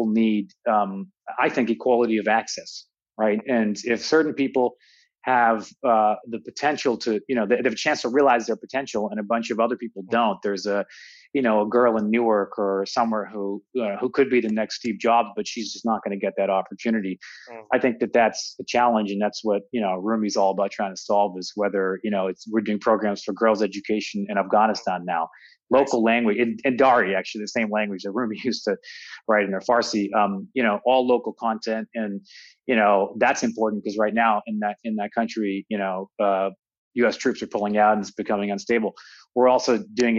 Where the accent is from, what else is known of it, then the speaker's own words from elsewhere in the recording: Toronto, Ontario, Canada; moved away; also born or lived in United States; I grew up in Toronto.